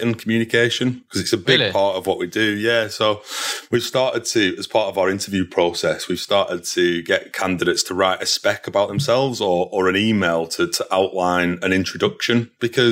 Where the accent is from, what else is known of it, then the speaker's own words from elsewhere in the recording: Burnley, North West England, United Kingdom; moved away as an adult; also born or lived in London / Manchester; I was from Burnley originally. There's not a lot of, in terms of industry there. So I knew I had to move out of that area